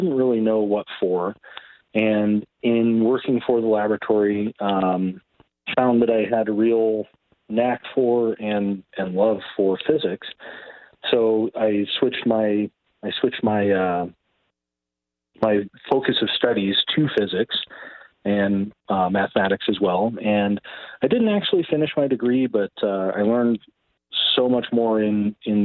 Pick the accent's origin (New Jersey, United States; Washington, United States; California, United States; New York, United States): California, United States; Grass Valley; also born or lived in San Francisco Bay Area, California; I was born in the Bay Area and lived on the coast for a few years. And then when I was about 10 years old, we moved up to the Grass Valley area. I've been here ever since.